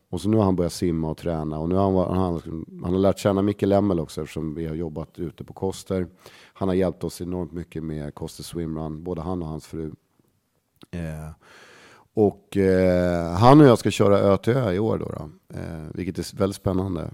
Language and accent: Swedish; Stockholm, Stockholm County, Sweden; Lisas Café på Södermalm, där jag är liksom uppväxt